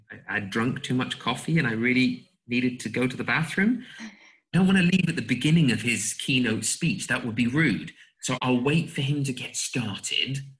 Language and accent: English; England, United Kingdom; moved away as an adult; also born or lived in United States; now in Slovakia; obviously, those of you who are listening will hear that I am an Englishman. I lived in the US as well, so I don't have the, the pure British accent. And I, I came to Slovakia, where I live now, as an English teacher 2011.